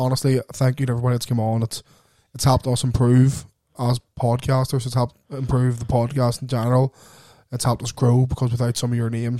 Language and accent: English; Lurgan, Northern Ireland, United Kingdom; We're two dickheads from Lurgan